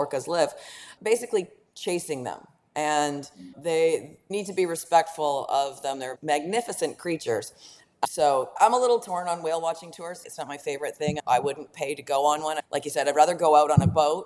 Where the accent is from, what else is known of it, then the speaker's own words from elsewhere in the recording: Canada; Being Canadian